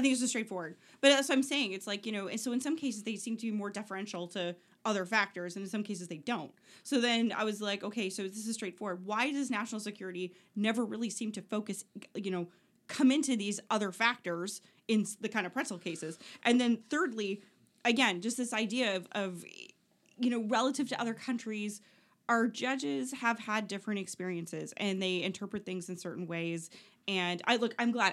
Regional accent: Oshawa, Ontario, Canada; I'm from Oshawa

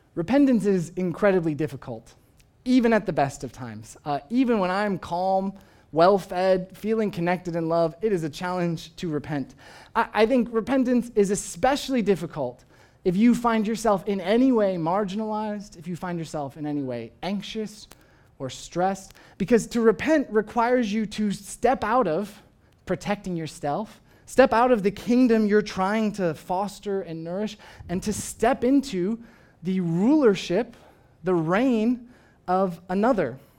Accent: United States; I, I, of course, am an American. I, I am proud of being an American. I, I love coming from this country.

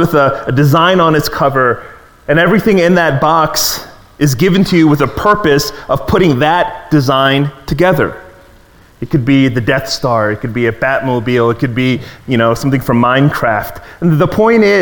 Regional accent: Maryland, United States; as a kid growing up in Maryland

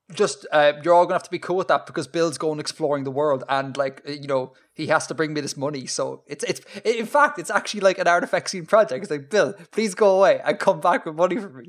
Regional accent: Ireland; born or raised there

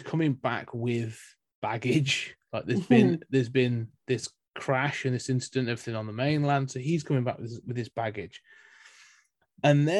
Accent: United Kingdom; we're British

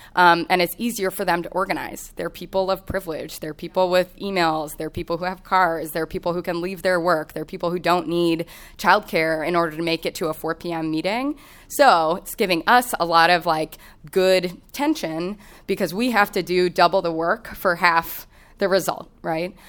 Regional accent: Kansas City, Kansas, United States; moved away as an adult; also born or lived in Chicago; I grew up in Kansas City on the Kansas side of the state line.

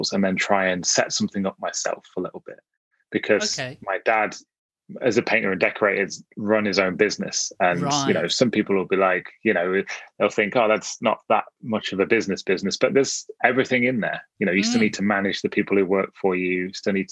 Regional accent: Nottinghamshire, East Midlands, United Kingdom; now in Manchester, United Kingdom; I was born in Nottinghamshire, in the middle of the country.

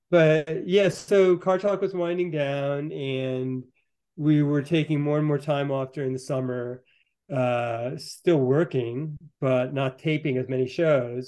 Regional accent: Northern White Mountains, New Hampshire, United States; moved away as an adult; now in Chamonix, France; I'm from the Northern White Mountains in New Hampshire

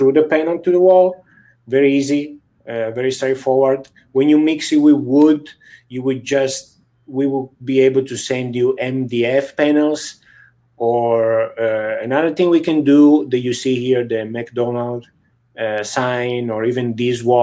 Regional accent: near Venice, Veneto, Italy; also born or lived in Kansas City, Missouri; now in San Francisco, United States; I'm from Italy originally, from a city very close to Venice.

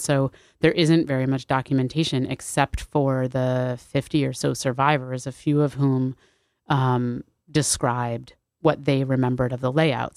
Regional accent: New Haven, Connecticut, United States; I grew up in New Haven in this very, like, racially mixed, culturally mixed community

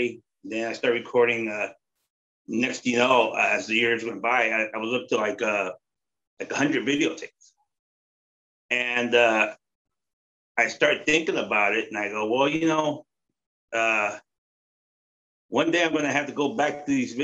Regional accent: Bay Area, California, United States; I grew up here in the Bay Area

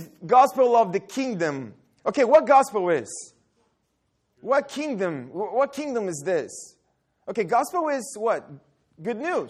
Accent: Brazil; moved away; also born or lived in Dallas, Texas; I'm from Brazil, and I lived in Dallas

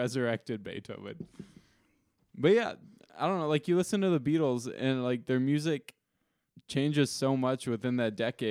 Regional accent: Owatonna, Minnesota, United States; where I grew up in Owatonna, Minnesota

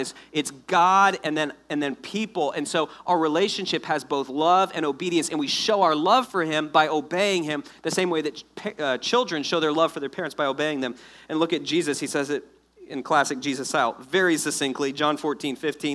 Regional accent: South Florida, United States; moved away; I'm originally from South Florida.

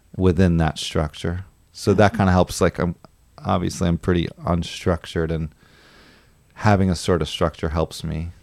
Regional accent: New York, United States; moved away; also born or lived in San Francisco / Los Angeles; I'm actually from New York, but I lived in California for a while

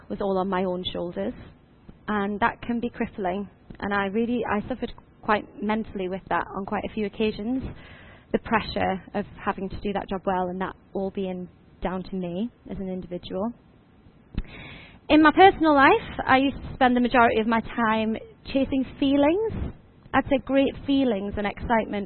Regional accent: Washington, North East England, United Kingdom; I'm originally from Washington, just down the road

